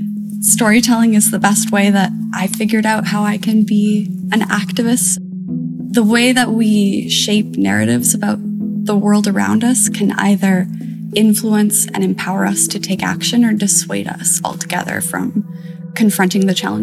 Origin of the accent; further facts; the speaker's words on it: Toronto, Ontario, Canada; I grew up in kind of a more nature-based area of the city. Like, I had access to Lake Ontario pretty easily, lots of parks